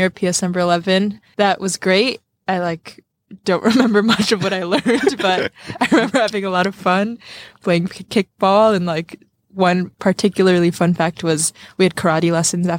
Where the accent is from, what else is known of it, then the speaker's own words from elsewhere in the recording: Jersey City, New Jersey, United States; also born or lived in Kathmandu, Nepal; I was raised in Jersey City